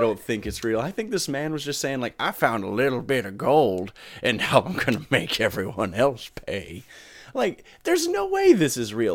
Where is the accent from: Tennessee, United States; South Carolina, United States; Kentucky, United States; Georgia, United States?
South Carolina, United States; northern; I grew up in the northern part of South Carolina